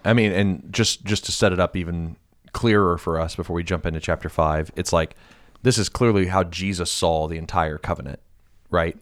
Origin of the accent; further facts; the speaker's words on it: United States; being an American